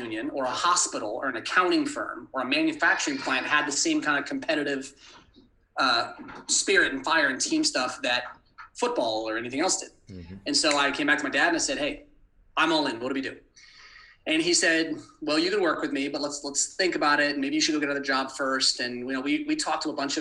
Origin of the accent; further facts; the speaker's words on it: Manhattan Beach, California, United States; moved away; my hometown of LA in Manhattan Beach